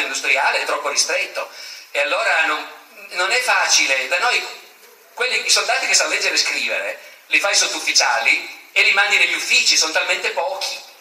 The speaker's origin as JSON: {"language": "Italian", "region": "Piedmont", "country": "Italy", "said": "io sono piemontese"}